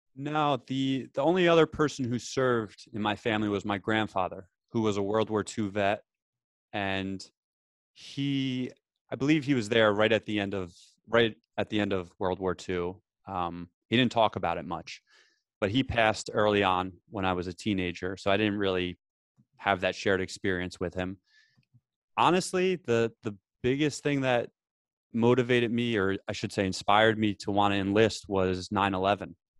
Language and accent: English; New Jersey, United States; I grew up in New Jersey